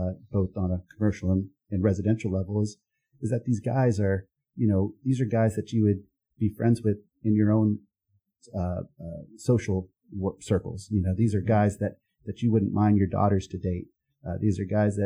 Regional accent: Texas, United States; moved away as an adult; now in Charlotte, United States; I grew up in Texas

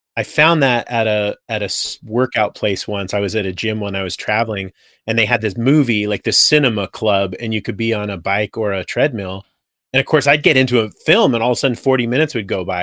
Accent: Simi Valley, California, United States; moved away as an adult; also born or lived in San Francisco Bay Area, California; now in Boise, United States; I grew up in Simi Valley

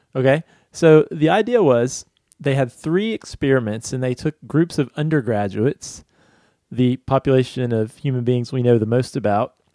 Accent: Virginia, United States; Crozet from my home state

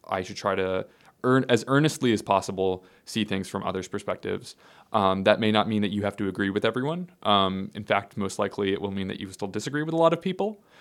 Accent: Skokie, Illinois, United States; also born or lived in Evanston, Illinois; now in Nashville, United States; I grew up in Skokie.

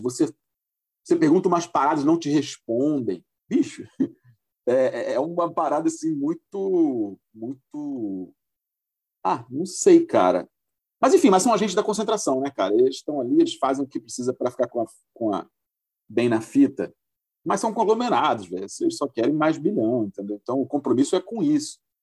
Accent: Espírito Santo, Brazil; also born or lived in Rio de Janeiro; eu não estou no Rio, agora estou em Vitória, porque eu sou capixaba

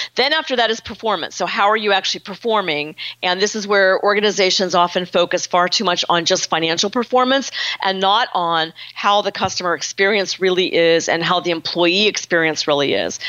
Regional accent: Pittsburgh, Pennsylvania, United States; I'm from Pittsburgh, so I kind of grew up in a very frank, direct environment culturally

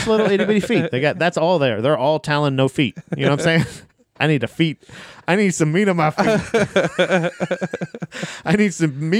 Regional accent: Florida, United States; I'm from Florida

